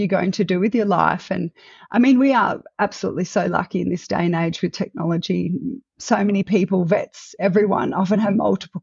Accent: Melbourne, Victoria, Australia; I am Australian born and bred. So coming to you from Australia, I grew up in Melbourne and spent most

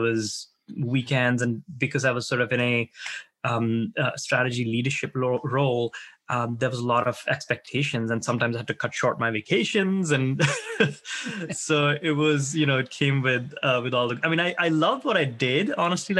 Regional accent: India; moved away as an adult; now in United States; I grew up in India. I came to the U.S. to study, really, when I was around my early 20s. And never left

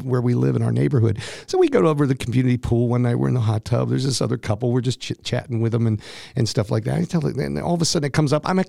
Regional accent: Steubenville, Ohio, United States; back in my hometown, near my hometown, Steubenville, Ohio

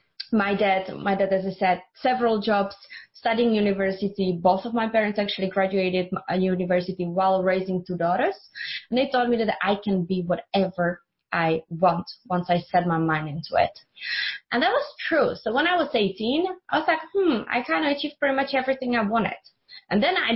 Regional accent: Czechia; English is a second language; moved away; I'm from Czech Republic, so that's where I grew up.

